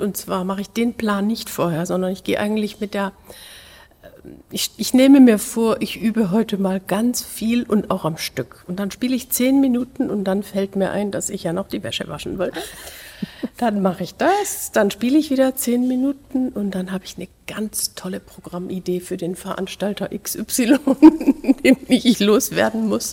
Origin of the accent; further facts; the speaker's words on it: Lahr, Baden-Württemberg, Germany; moved away; dieser Musikschule in La, wo ich aufgewachsen bin